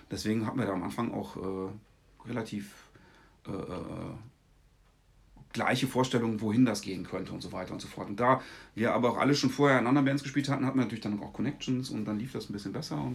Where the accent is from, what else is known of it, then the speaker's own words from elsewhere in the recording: Wermelskirchen, North Rhine-Westphalia, Germany; ich bin eigentlich in den 90ern groß geworden im Bahndamm in Wermelskirchen.